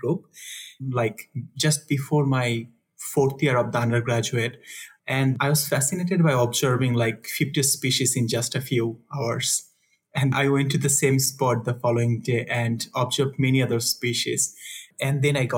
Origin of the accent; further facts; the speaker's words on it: Dhaka, Dhaka Division, Bangladesh; moved away as an adult; also born or lived in India; I'm originally from Bangladesh, but I was in a village, which is like several hundred kilometers from the city.